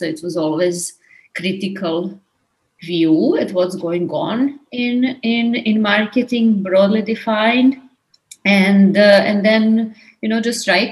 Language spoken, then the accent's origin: English; Belgrade, Serbia; moved away as an adult; now in New York, United States; I'm Serbian. I'm from Belgrade. I moved to New York 20 years ago to my master's and my PhD